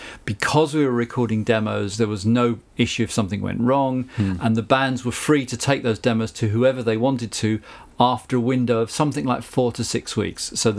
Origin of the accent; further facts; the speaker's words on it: London, United Kingdom; accent: South; also born or lived in Hampstead, London; I was born in Hampstead in London, and we lived in Muswell Hill.